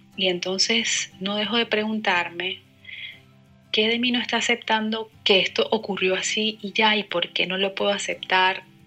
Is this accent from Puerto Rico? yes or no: no; Venezuela; moved away as an adult; also born or lived in La Plata; now in Buenos Aires, Argentina; soy venezolana, tengo cerca de 10 meses viviendo en Buenos Aires